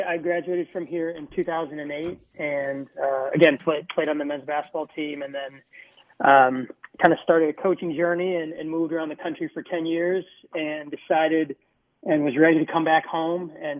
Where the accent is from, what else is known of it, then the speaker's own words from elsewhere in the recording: Minneapolis, Minnesota, United States; I grew up in Minneapolis, and this is home.